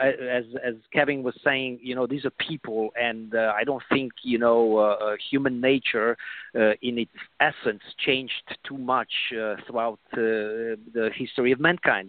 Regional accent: Transylvania, Romania; now in United States; I was born in Transylvania and I moved.

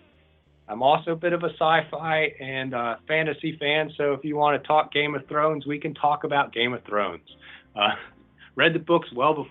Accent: Washington, District of Columbia, United States; moved away as an adult; also born or lived in Oregon; now in Lane County, Oregon, United States; I was born in Washington, D.C. and grew up there

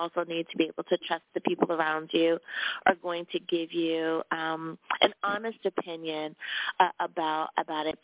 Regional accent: United States; my home country, good old U.S. of A.

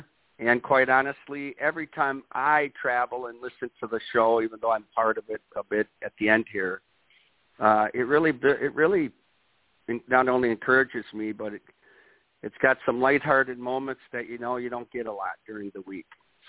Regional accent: Watertown, Wisconsin, United States; my hometown of Watertown, Wisconsin

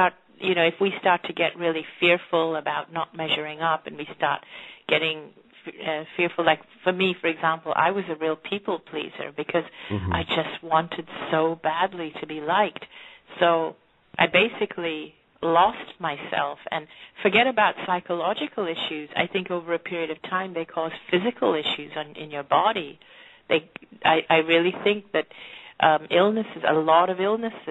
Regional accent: Hong Kong; I grew up in Hong Kong

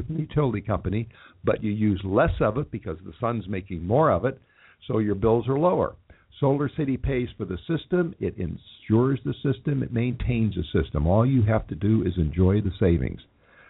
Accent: Los Angeles, California, United States; also born or lived in Texas; even though I talk about Los Angeles as my hometown, I was actually born in Texas and moved to California as a very small child

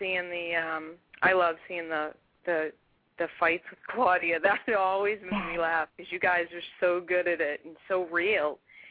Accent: Boston, Massachusetts, United States; now in Texas, United States; I'm here in Texas, but I grew up in Boston

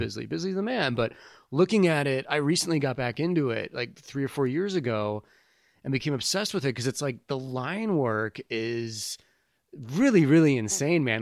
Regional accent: St. Louis, Missouri, United States; moved away as an adult; also born or lived in Kansas City / Tempe, Arizona; I grew up in Saint Louis and I left there after high school when I was eighteen

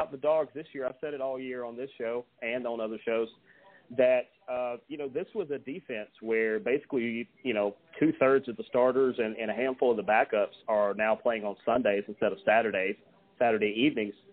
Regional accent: Dallas, Georgia, United States; I see how many people are from Paulding County because my hometown is Dallas. I live

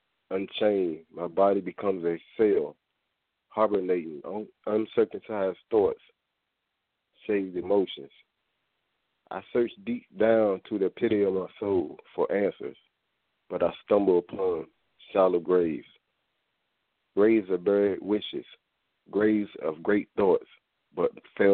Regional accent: Norfolk, Virginia, United States; I'm born and raised in Norfolk, Virginia, and I currently reside there

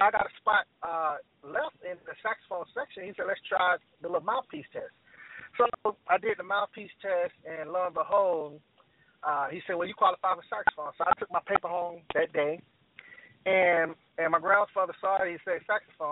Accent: Columbia, South Carolina, United States; I'm from Columbia, South Carolina, born and raised

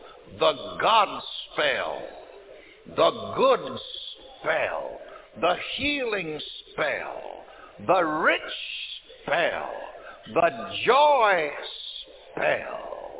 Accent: South Carolina, United States; I remember growing up in South Carolina in the country

